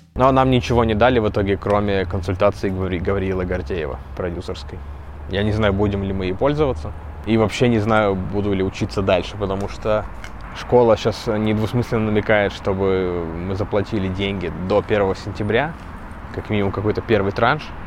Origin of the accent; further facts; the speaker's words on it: Kursk Oblast, Russia; я из Курской.